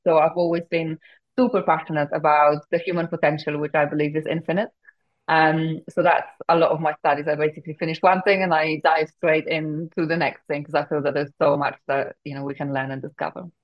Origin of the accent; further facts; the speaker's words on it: Poland; English is a second language; moved away as an adult; now in United Kingdom; at the age of 20, I moved from Poland to the UK, didn't speak a word of English